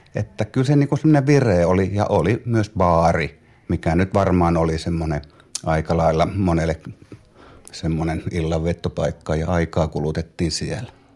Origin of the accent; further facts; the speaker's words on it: Pyhäjärvi, North Ostrobothnia, Finland; also born or lived in Loimaa; Viisivuotiaana muutettiin Loimaalta Pyhäsalmelle